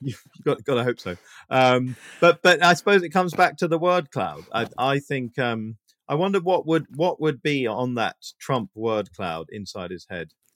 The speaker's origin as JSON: {"language": "English", "country": "United Kingdom", "said": "being British"}